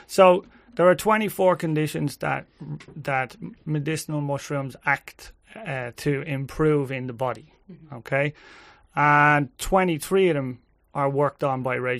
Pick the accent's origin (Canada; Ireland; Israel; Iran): Ireland; We're Irish